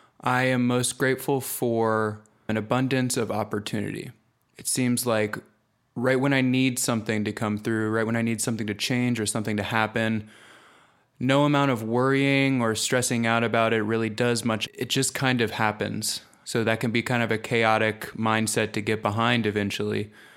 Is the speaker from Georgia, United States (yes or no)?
yes; Atlanta, Georgia, United States; Hey everyone … I am from Atlanta, Georgia.